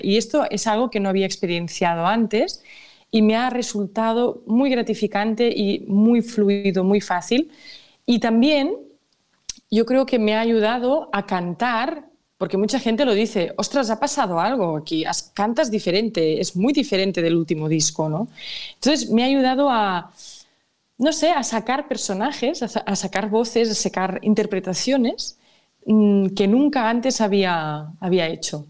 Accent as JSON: {"language": "Spanish", "region": "Catalonia", "country": "Spain", "said": "mi tierra, es de mi cultura"}